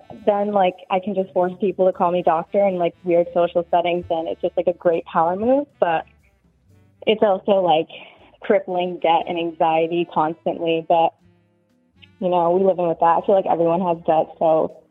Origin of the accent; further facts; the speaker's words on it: New York, United States; moved away as an adult; now in New Jersey, United States; I grew up in New York, but I just moved to Jersey in May.